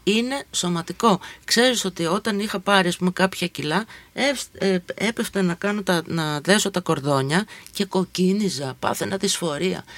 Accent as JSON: {"language": "Greek", "town": "Volos", "region": "Thessaly", "country": "Greece", "tie": "born or raised there", "also_born_or_lived": "Athens", "moved": "yes", "said": "Εγώ μεγάλωσα αντίστοιχα στο Βόλο"}